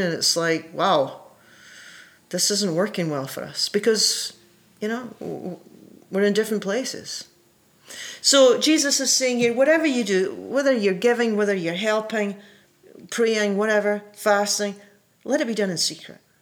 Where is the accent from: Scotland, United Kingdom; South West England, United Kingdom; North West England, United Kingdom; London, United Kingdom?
Scotland, United Kingdom; when I was a kid in Scotland, I was raised in the Presbyterian Church